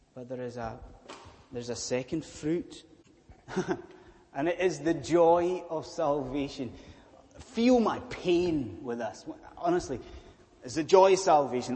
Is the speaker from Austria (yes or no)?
no; Scotland, United Kingdom; I am a Scottish Presbyterian minister